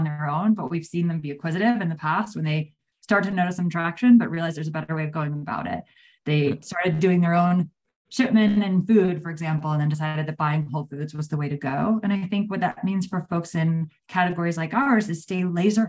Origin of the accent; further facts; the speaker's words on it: New Jersey, United States; now in Austin, United States; I grew up in New Jersey